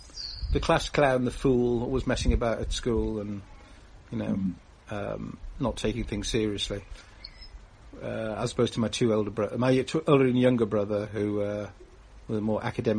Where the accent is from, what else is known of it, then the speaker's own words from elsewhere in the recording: Newcastle, North East England, United Kingdom; I'm from Newcastle in the northeast, and yes, I've lost my accent.